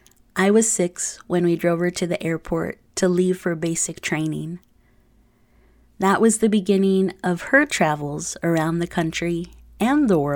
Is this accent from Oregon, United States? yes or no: yes; Oregon, United States; also born or lived in Texas; I was born in Texas, but mostly grew up in Oregon. My family, who were migrant farm workers at the time, moved yearly between Texas and Oregon.